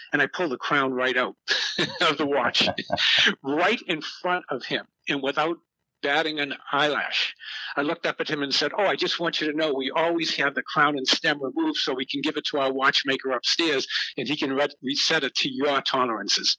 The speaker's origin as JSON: {"language": "English", "town": "Boston", "region": "Massachusetts", "country": "United States", "tie": "born or raised there", "said": "I was brought up in Boston, Mass, in a uh, in the south end of Boston"}